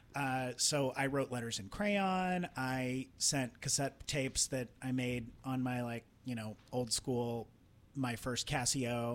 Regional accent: Trenton, Missouri, United States; moved away; a lot of my motivation was based on getting out of my hometown. I felt very which was where Trenton, Missouri.

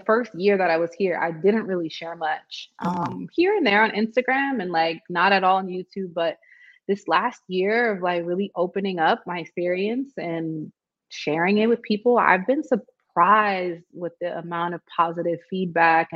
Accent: United States; also born or lived in South Africa; now in Tanzania; as an American

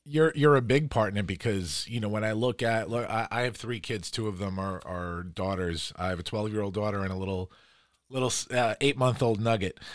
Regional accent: New York City, New York, United States; moved away; also born or lived in Long Island; I'm from Queens originally and then moved out to, to the island

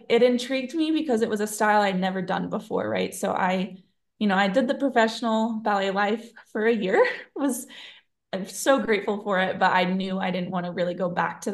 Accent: Eugene, Oregon, United States; moved away; I am born and raised in Eugene, Oregon.

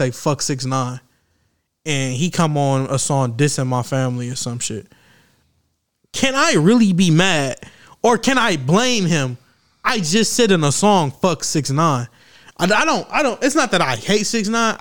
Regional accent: Michigan, United States; I was born and raised in Michigan.

